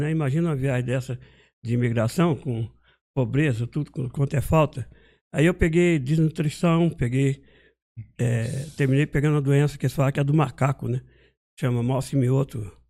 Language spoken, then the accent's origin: Portuguese; Montes Claros, Minas Gerais, Brazil; born there; nasci em Montes Claros, Minas Gerais